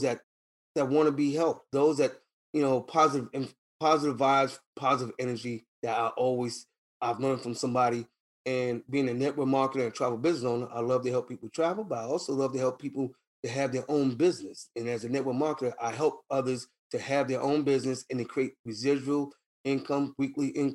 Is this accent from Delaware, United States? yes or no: no; New York City, New York, United States; By me being originally from Harlem, New York, my family is originated from North Carolina.